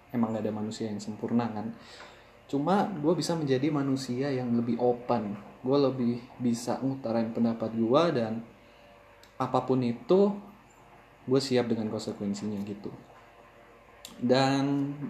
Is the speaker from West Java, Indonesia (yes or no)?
no; East Jakarta, Jakarta, Indonesia; awalnya itu gue tinggal di Jakarta Timur gue lahir gue tinggal di Jakarta Timur sampai gue selesai SD